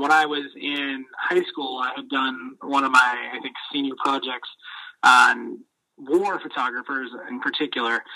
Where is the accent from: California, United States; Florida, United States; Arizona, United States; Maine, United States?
Maine, United States; growing up in Maine